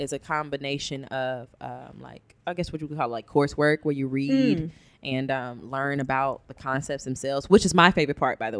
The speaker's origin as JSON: {"language": "English", "town": "Cincinnati", "region": "Ohio", "country": "United States", "tie": "born or raised there", "said": "I'm from Cincinnati, born and raised."}